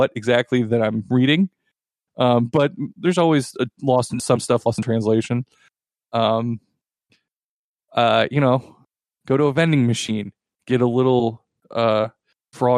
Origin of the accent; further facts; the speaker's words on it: United States; I am an American white man